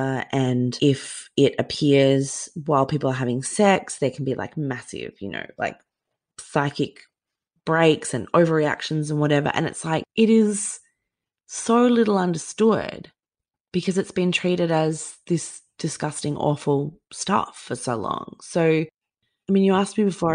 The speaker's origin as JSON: {"language": "English", "region": "Queensland", "country": "Australia", "tie": "born or raised there", "said": "growing up in Queensland"}